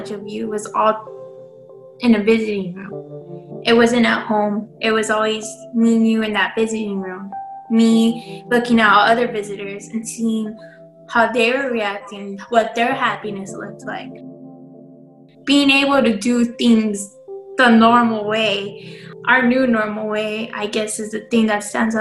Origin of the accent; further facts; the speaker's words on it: Los Angeles, California, United States; growing up in East LA, there's a huge sense of community